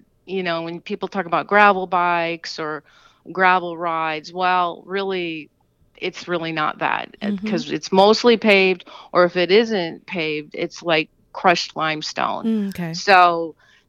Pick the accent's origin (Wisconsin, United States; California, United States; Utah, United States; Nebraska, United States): Wisconsin, United States; Racine; I'm from Racine, Wisconsin